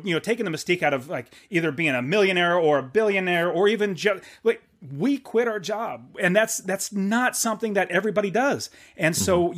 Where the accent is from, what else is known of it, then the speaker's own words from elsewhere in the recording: Fresno, California, United States; That's where I was born in California